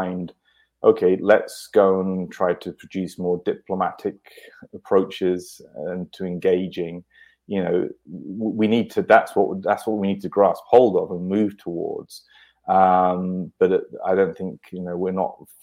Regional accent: United Kingdom; I'm British

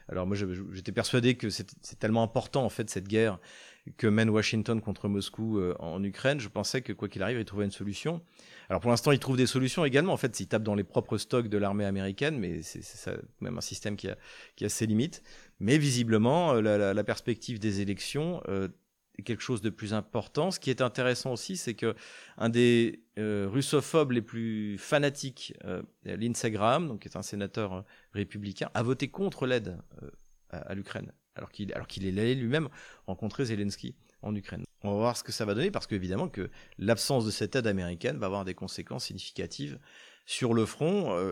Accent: France; en tant que Français, même si c'est pas des Français

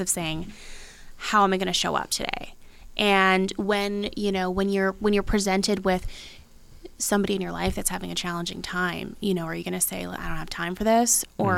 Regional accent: Abbotsford, British Columbia, Canada; I love Abbotsford. That's you know that's that's where I grew up

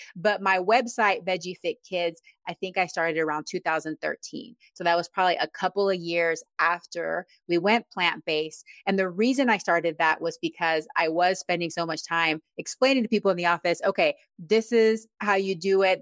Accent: Texas, United States; moved away as an adult; also born or lived in Panama; now in Yakima, United States; I'm originally from Panama. and I grew up in Texas

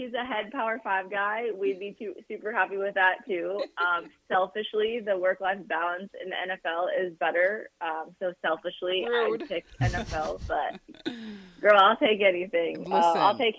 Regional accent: Boston, Massachusetts, United States; moved away; I'm from Boston and my entire extended family lives in Boston.

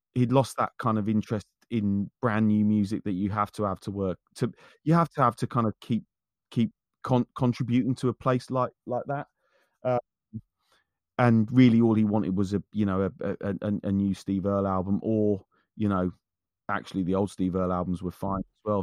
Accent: Wendover, South East England, United Kingdom; also born or lived in North London; who I grew up with in, in Wendover, we lived on the same street. Um, uh, from the time that I moved back back here from North London

